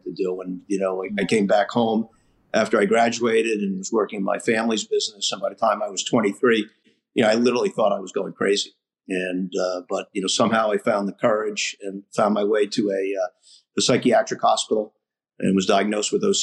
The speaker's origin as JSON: {"language": "English", "region": "Rhode Island", "country": "United States", "tie": "born or raised there", "also_born_or_lived": "Ohio", "said": "I grew up here in Rhode Island"}